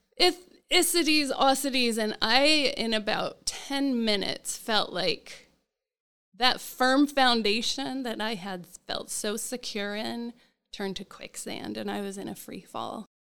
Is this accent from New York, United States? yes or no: no; Salt Lake City, Utah, United States; now in Orlando, United States; I grew up in Salt Lake City